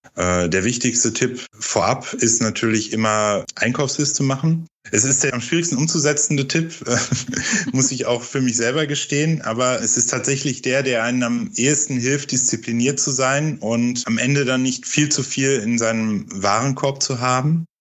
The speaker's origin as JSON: {"language": "German", "region": "North Rhine-Westphalia", "country": "Germany", "moved": "yes", "said": "ich komme aus Ostwestfalen ursprünglich"}